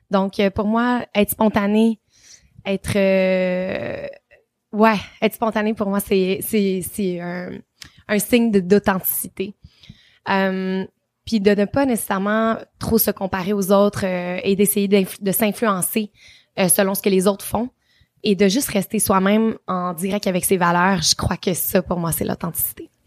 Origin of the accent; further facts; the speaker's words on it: Trois-Rivières, Quebec, Canada; Mon enfance à Trois-Rivières. Euh, je suis vraiment chanceuse. J'ai grandi dans une famille.